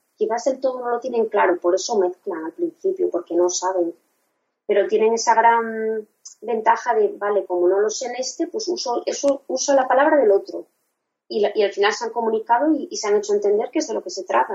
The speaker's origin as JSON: {"language": "Spanish", "country": "Spain", "first_language": "Spanish", "said": "mi idioma materno es el español, sabe que soy española"}